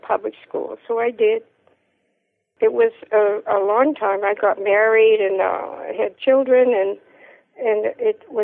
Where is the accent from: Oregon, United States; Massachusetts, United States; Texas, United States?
Massachusetts, United States; Salem; moved away as an adult; also born or lived in Greece / Delaware; I grew up in Salem, Massachusetts